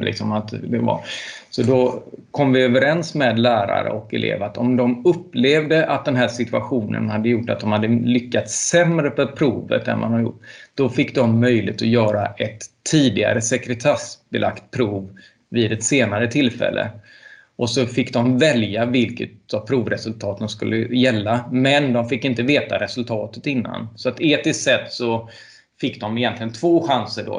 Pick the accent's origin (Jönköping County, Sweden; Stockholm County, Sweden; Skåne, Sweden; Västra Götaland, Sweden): Västra Götaland, Sweden; Ljungskile; also born or lived in Uddevalla; jag gick gymnasiet i Uddevalla och tillbringade väldigt mycket tid när jag växte upp på Ljungskile folkhögskola